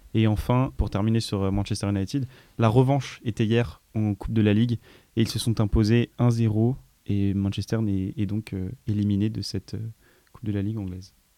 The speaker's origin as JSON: {"language": "French", "town": "Grenoble", "region": "Auvergne-Rhône-Alpes", "country": "France", "said": "au Grenoble Foot 38 parce que c'est là d'où je viens"}